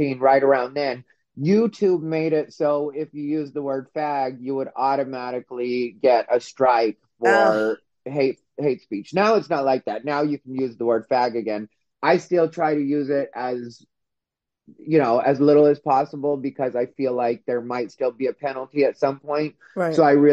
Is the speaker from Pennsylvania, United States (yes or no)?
no; Arizona, United States; I'm from Arizona and we have a high Native population